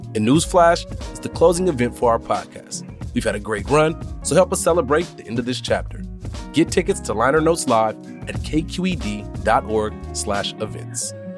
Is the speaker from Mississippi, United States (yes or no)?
no; Mountain View, California, United States; also born or lived in Berkeley; I was born and raised in the Bay Area, Mexican immigrant parents, first generation. Grew up mostly in the Scrilicon Valley, pre Google Mountain View